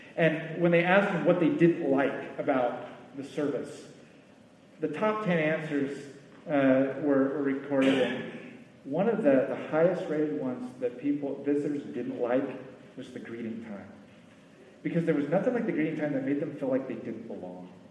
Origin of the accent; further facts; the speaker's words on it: United States; As an American